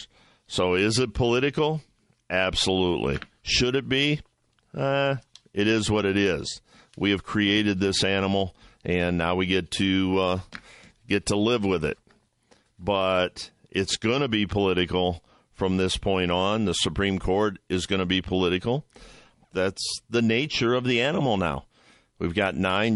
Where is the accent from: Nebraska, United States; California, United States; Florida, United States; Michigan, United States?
Michigan, United States; moved away as an adult; now in Toledo, United States; I grew up in Michigan, went to Adrian College.